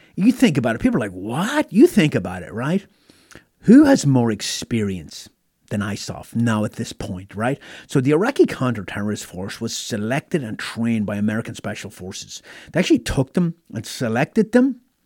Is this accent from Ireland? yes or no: yes; Ireland; moved away as an adult; now in United States; growing up in Ireland